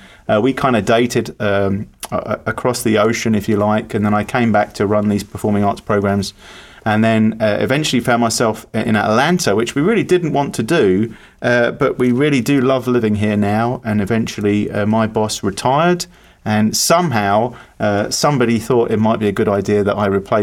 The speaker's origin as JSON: {"language": "English", "town": "Chelmsford", "region": "East of England", "country": "United Kingdom", "moved": "yes", "said": "I hail from the United Kingdom, from a little place called Chelmsford"}